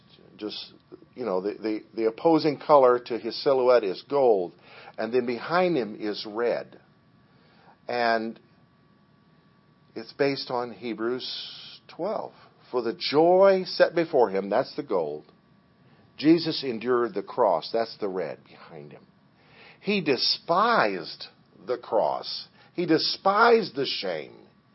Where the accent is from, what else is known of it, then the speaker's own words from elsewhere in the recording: Liberia; When I was a kid, I grew up in Liberia on the mission field